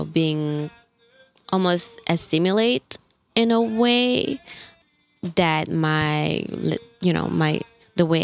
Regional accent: Mali; English is a second language; moved away; also born or lived in Gabon; when I tell them you know like I'm from Mali. I grew up in Gabon, moved here 10 years ago. They're like, oh, wow, your English is so good.

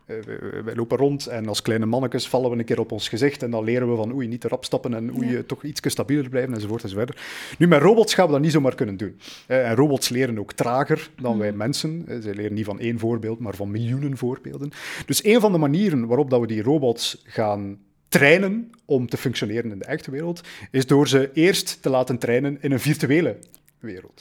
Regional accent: Belgium; wij als Belgen

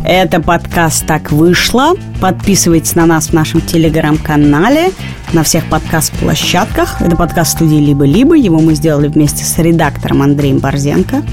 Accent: Moscow, Russia; все детство провела на Даниловском рынке, потому что я жила и живу рядом с ним.

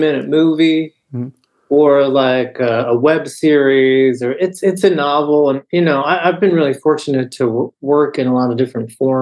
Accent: United States; growing up in America in the second half of the 20th century

